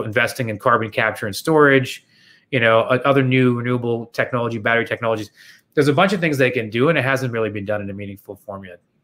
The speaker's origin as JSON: {"language": "English", "town": "Toronto", "region": "Ontario", "country": "Canada", "said": "I'm from Toronto"}